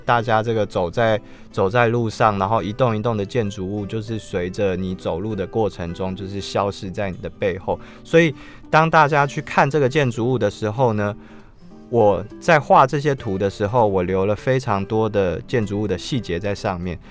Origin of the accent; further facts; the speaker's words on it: Taipei, Taiwan; 像对我这个土生土长的台北人来说